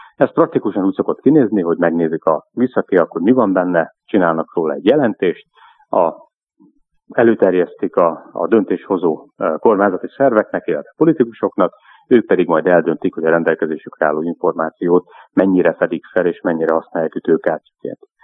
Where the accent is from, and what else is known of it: Hungary